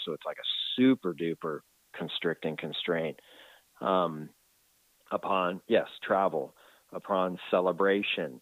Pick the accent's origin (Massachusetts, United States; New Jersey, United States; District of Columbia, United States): District of Columbia, United States; Washington; now in California, United States; I'm from Washington D.C. area, and I, I moved to California.